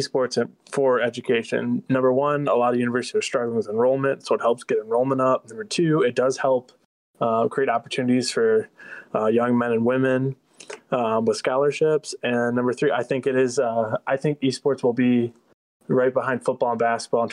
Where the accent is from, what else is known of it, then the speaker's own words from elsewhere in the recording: Midland, Michigan, United States; I'm actually from Midland, Michigan, where Northwood's located